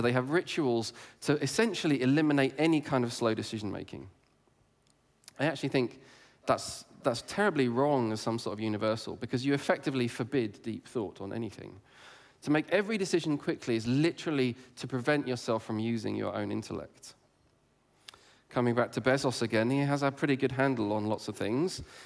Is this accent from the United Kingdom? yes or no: yes; England, United Kingdom; I grew up in England